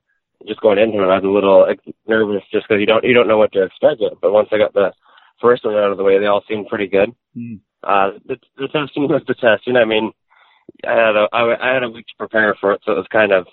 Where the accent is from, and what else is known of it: Souris, Manitoba, Canada; born or raised there; also born or lived in Brandon, Manitoba